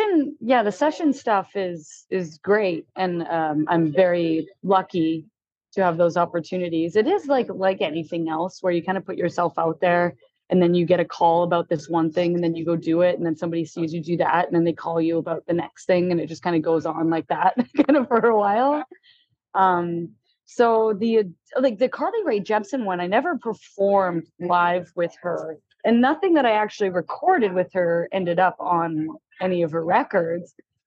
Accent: Alberta, Canada; also born or lived in Quebec; now in Vancouver, Canada; So I was born in Quebec and then my family moved out to Alberta and then I made my way out here.

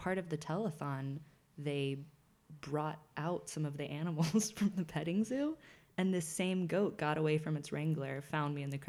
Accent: Tennessee, United States; I'm from Tennessee

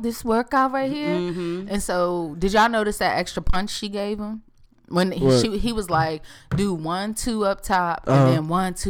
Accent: Dominican Republic; I'm from Dominican Republic.

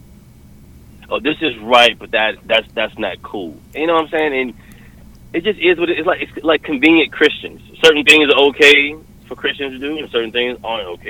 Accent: Charlotte, North Carolina, United States; moved away; also born or lived in Hollywood / New York; North Carolina, Charlotte.

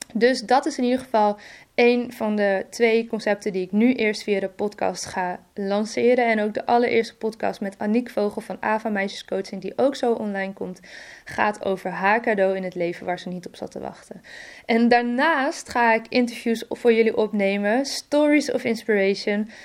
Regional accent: Friesland, Netherlands; Ik ben opgegroeid in Friesland samen met mijn broertje

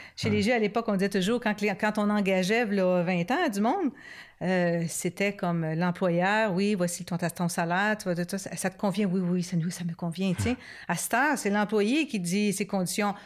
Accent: Montreal, Quebec, Canada; now in Ripon, Canada; nous, on est plus de Montréal, puis bon, mhm. maintenant à, Ripon avec euh, notre centre

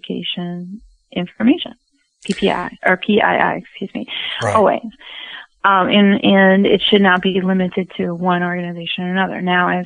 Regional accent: United States; American woman

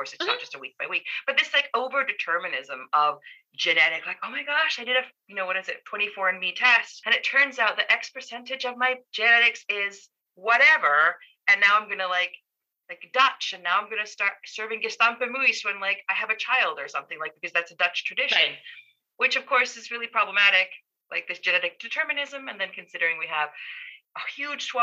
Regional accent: Finland; moved away as an adult; now in Cincinnati, United States; I feel like I'm from Finland

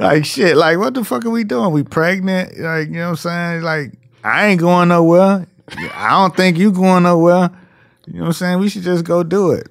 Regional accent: Miami, Florida, United States; moved away; also born or lived in New York; I'm from Miami

